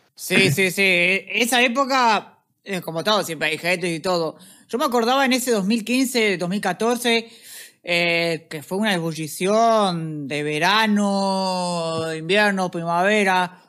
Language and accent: Spanish; Montevideo, Uruguay; yo vengo de, ah, Montevideo